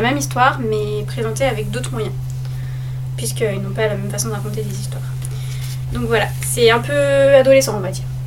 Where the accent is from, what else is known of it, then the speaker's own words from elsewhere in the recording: France; nous en tant que français